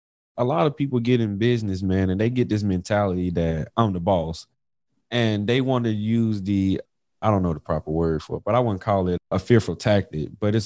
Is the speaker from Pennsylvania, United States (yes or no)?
no; Mississippi, United States; Y'all know I'm from Mississippi.